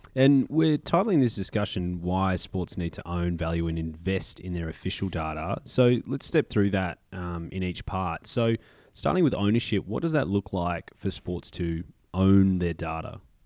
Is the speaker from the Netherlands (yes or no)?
no; Melbourne, Victoria, Australia; moved away; we are coming to you live from Melbourne, Australia, my hometown, back down under